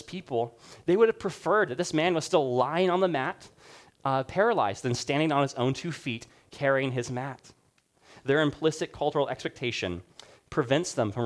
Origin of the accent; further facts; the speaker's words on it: Rwanda; moved away; I grew up in Rwanda.